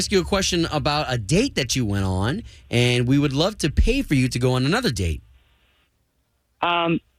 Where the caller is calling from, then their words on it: Baldwin Park, California, United States; I'm calling from Baldwin Park.